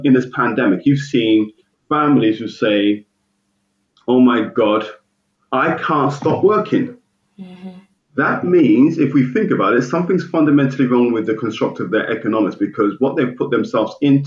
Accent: United Kingdom; I grew up outside of London as well.

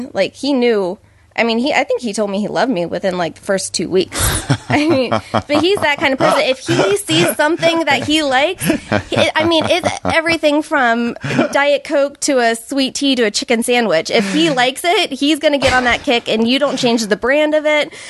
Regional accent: Ohio, United States; Southeast Ohio, even worse. Okay. Appalachia.

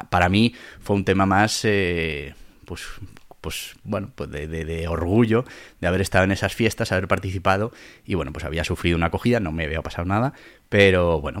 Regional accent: Caparroso, Navarre, Spain; A ver, en Navarra hay muchísima afición a los toros, a las vaquillas, a los encierros y bueno, pues mi pueblo Caparroso no es menos

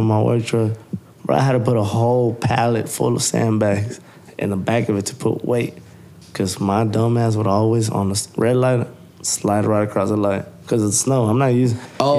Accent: Houston, Texas, United States; also born or lived in Ohio; I'm from Houston. I live in Texas. I work here now.

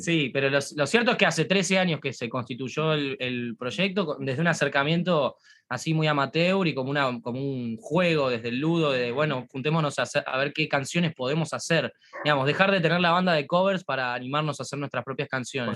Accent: Argentina; nosotros somos argentinos

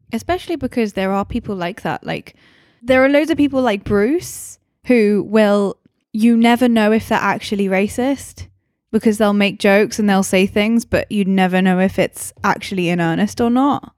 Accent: England, United Kingdom; now in Scotland, United Kingdom; I'm English

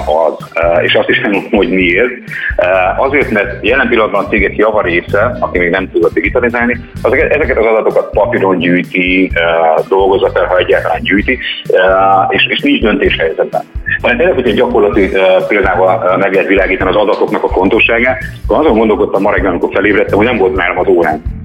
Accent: Hungary; magyarok vagyunk

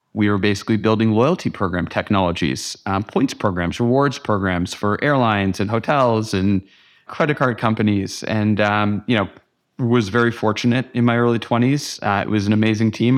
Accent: Canada; moved away as an adult; also born or lived in New York; as a Canadian living in America

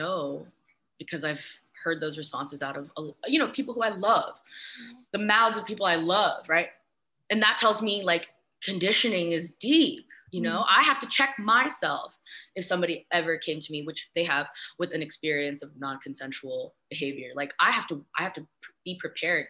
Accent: the Bay Area, California, United States; I grew up in the Bay

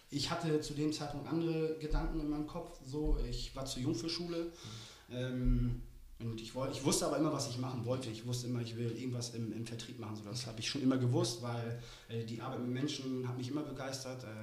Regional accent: Germany; born there; moved away; aber ja, gebürtig komme ich aus der DDR

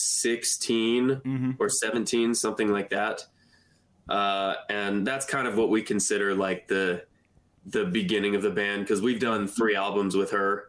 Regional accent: Seattle, Washington, United States; I was born in Seattle.

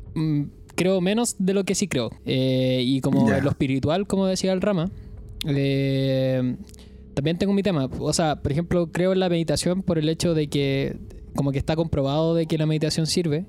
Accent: Chile; como chileno

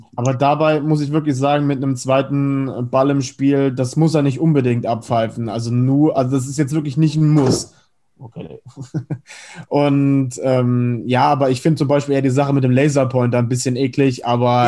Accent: Spain; ich als Spanier

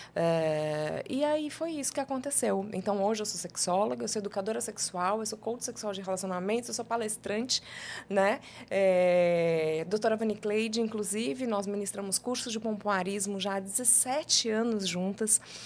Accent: São Paulo, Brazil; moved away as an adult; now in João Pessoa, Brazil; eu sou de São Paulo, mas eu cheguei aqui com 23 anos de idade

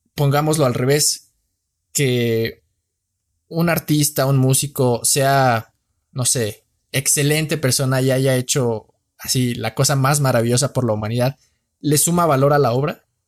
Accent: Mexico; morenito, soy mexicano

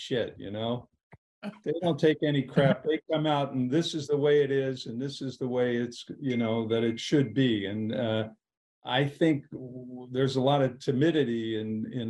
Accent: Washington, District of Columbia, United States; I grew up in Washington, D.C.

